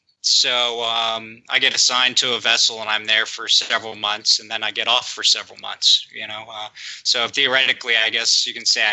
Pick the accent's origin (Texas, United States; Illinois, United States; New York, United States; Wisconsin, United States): Texas, United States; now in Baltimore, United States; I'm from Baltimore, Maryland, originally from Texas, and I'm a marine engineer.